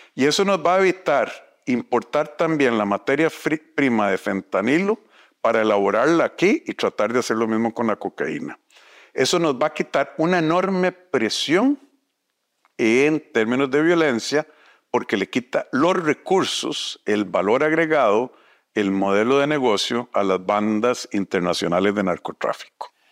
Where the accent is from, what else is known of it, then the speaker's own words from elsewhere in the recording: Costa Rica; Como somos los costarricenses